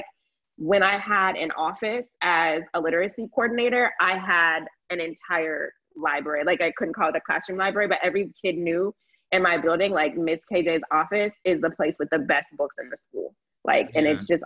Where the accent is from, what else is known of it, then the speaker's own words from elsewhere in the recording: Florida, United States; moved away as an adult; also born or lived in North Carolina; I grew up in Florida too.